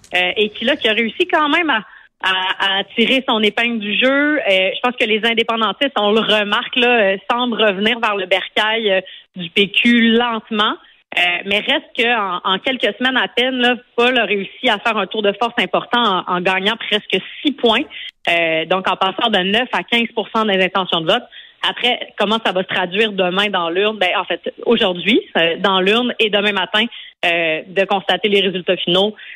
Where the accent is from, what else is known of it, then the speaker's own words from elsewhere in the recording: Montreal, Quebec, Canada; moi j'habite à j'habite à Montréal où j'ai grandi dans Maurice Richard